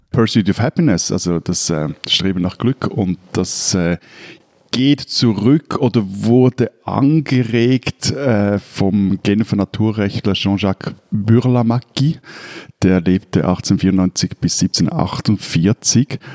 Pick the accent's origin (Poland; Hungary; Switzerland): Switzerland; bei uns in der Schweiz